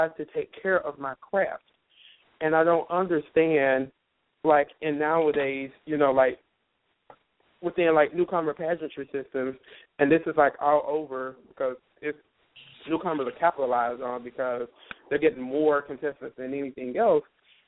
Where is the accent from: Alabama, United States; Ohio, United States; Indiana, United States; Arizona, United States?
Indiana, United States; Indianapolis; actually, and I'm from Indianapolis, Indiana.